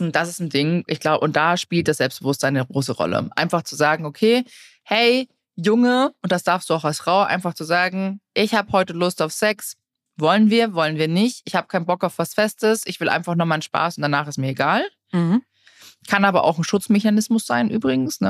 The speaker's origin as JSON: {"language": "German", "country": "Germany"}